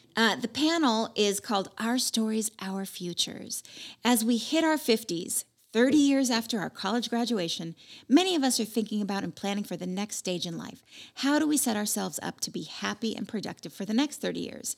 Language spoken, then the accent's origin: English; West Coast, United States; I'm from the West Coast.